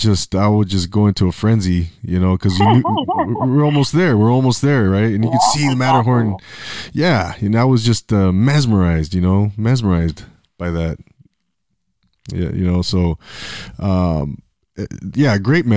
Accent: Rancho Cucamonga, California, United States; I grew up in Rancho Cucamonga

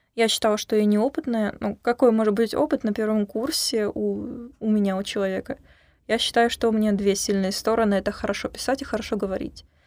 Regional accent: Kerch, Crimea, Ukraine; now in Sevastopol; приехала к вам из солнечного града Севастополя, Ака из Крыма, сама из Керчи.

